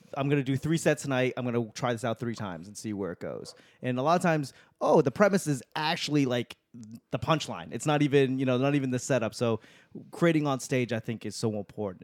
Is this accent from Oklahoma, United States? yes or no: no; Boston, Massachusetts, United States; I'm from Boston